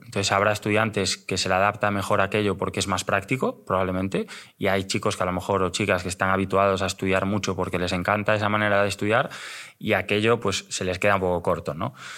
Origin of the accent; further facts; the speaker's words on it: Pontevedra, Galicia, Spain; moved away as an adult; now in Madrid, Spain; soy un chico de, Pontevedra. Aunque llevo ya en Madrid 13 años, no se me ha ido el acento